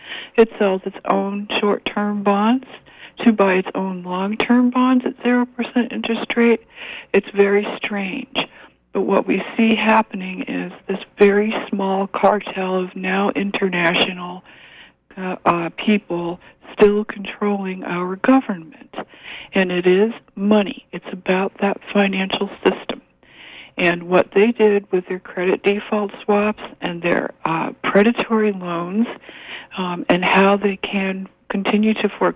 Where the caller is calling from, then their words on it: Penobscot, Maine, United States; I'm calling from Penobscot